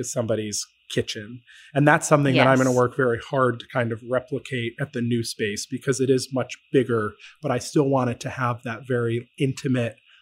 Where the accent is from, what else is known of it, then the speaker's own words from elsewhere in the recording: Syracuse, New York, United States; now in Connecticut, United States; I grew up in central New York. I grew up in Syracuse